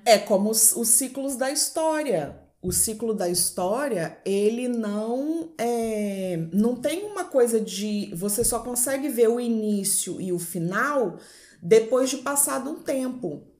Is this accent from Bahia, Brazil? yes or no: no; Vila Velha, Espírito Santo, Brazil; Eu sou de Vila Velha, Espírito Santo